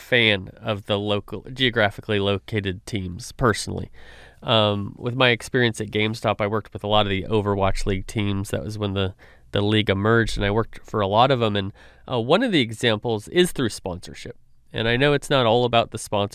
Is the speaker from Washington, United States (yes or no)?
no; California, United States; now in Dallas, United States; I grew up in California.